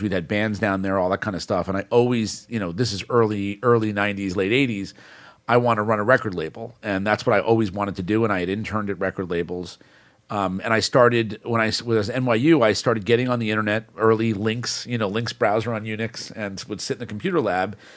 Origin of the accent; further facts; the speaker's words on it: New York City, New York, United States; my network started growing up in New York City